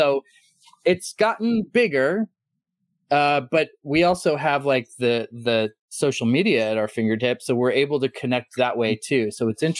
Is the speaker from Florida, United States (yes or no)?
no; Bay Area, California, United States; moved away; I'm from the Bay Area. I grew up there 100 years ago